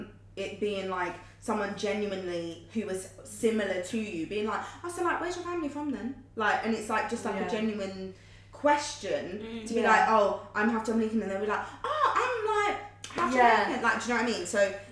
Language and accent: English; London, United Kingdom; Like, I'm born and bred East London. That's where I'm actually from.